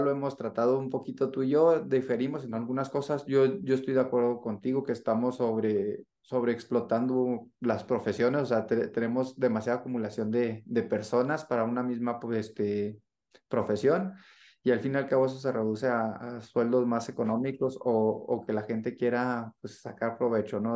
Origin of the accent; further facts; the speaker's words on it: northern Mexico, Mexico; now in Mexico City, Mexico; nosotros como norteños pues, somos muy directos